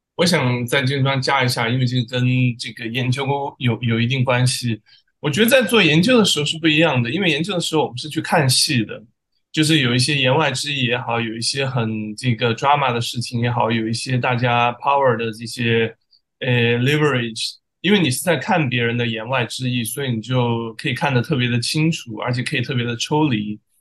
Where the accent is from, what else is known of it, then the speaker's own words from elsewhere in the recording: China; moved away; 我怎么也是从中国出来的